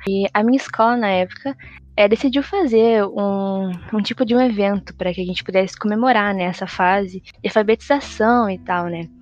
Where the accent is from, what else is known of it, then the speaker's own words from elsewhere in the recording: São Paulo, Brazil; eu sou de São Paulo, capital